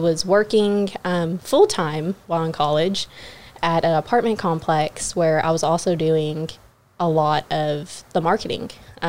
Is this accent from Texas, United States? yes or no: yes; Pearland, Texas, United States; also born or lived in Fort Worth / Killeen; So I am a local from Pearland. I moved there when... I think I was like 8 or 9. I originally was in the Fort Worth area before that. My dad was in the military.